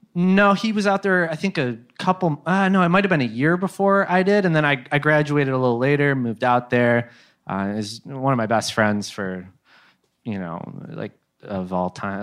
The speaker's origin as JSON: {"language": "English", "region": "Midwest", "country": "United States", "moved": "yes", "said": "Midwest, dude. We're from the Midwest"}